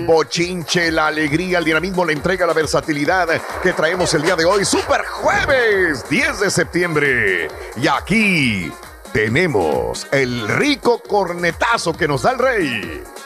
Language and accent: Spanish; Mexico; nosotros que somos mexicanos